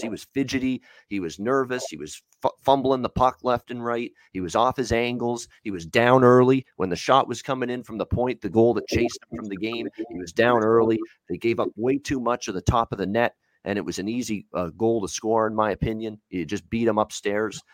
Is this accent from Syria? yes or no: no; Hamilton, Ontario, Canada; Tim Hortons Field, my hometown. I'm so proud to say that. Hamilton, Ontario